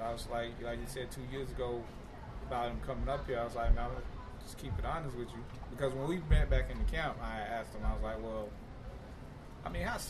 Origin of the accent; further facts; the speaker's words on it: Tallahassee, Florida, United States; I'm from Tallahassee